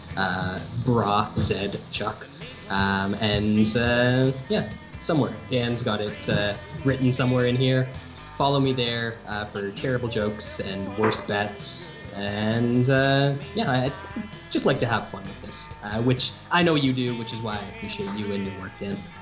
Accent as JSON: {"language": "English", "country": "Canada", "said": "north of the border"}